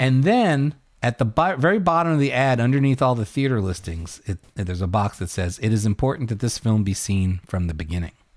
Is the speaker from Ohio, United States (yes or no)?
no; New York City, New York, United States; my hometown of Brooklyn at The Midwood, which was my home theater